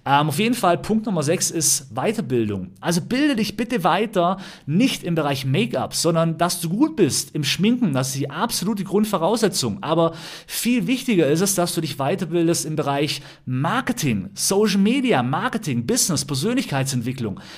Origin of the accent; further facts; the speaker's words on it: Ravensburg, Baden-Württemberg, Germany; also born or lived in Berlin; ich komme aus Ramsburg vom Bodensee, habe hier einen riesen Freundeskreis